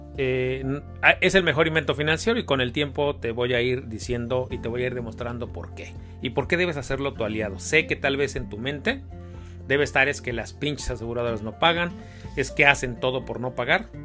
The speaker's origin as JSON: {"language": "Spanish", "country": "Mexico", "said": "nosotros como mexicanos"}